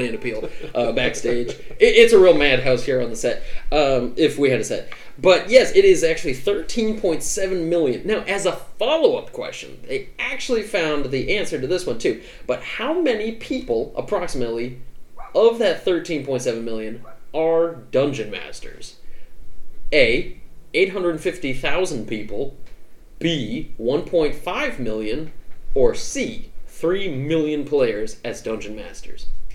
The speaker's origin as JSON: {"language": "English", "region": "New England", "country": "United States", "said": "I'm also from New England"}